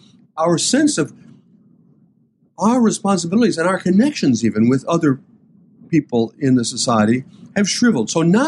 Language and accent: English; Port Clinton, Ohio, United States; When I was growing up in Port Clinton and my parents talked about doing things for our kids here in town